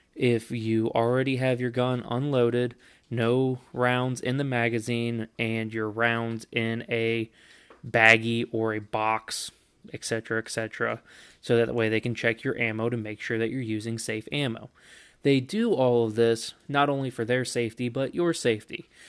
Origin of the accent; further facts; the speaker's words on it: Kentucky, United States; my home state of Kentucky